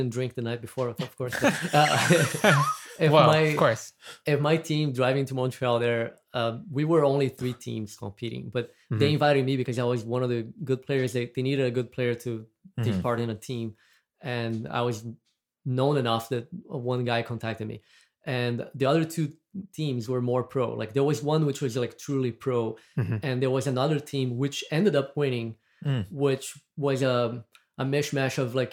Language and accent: English; Brazil; accent: Brazilian; moved away; I'm from Brazil. That's what my accent is. Is from.